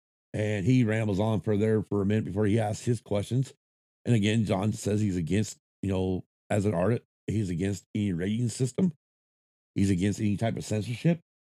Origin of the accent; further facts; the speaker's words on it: Battle Mountain, Nevada, United States; moved away; growing up in Battle Mountain, Nevada, because it was such a small town